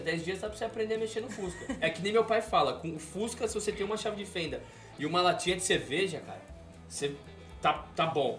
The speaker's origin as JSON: {"language": "Portuguese", "country": "Brazil", "moved": "as an adult", "lives_now": "California, United States", "said": "quando eu saí do Brasil, meu apartamento no Brasil não tinha nem energia elétrica."}